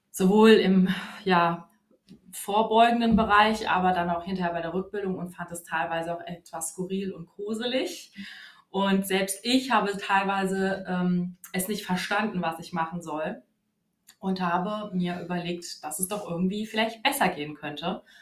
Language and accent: German; Wiesbaden, Hesse, Germany; Und ja, ich komme aus Wiesbaden und arbeite im Standort äh, Wiesbaden-Nordenstadt.